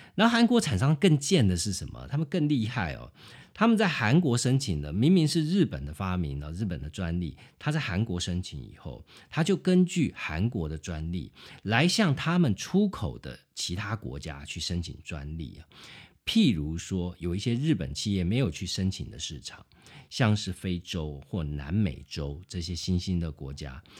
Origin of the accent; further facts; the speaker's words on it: Taiwan; 我们台湾人